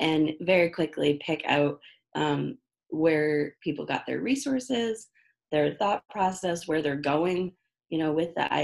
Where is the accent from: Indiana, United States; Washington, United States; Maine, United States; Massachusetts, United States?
Maine, United States; Portland; I was born and raised in Portland, Maine.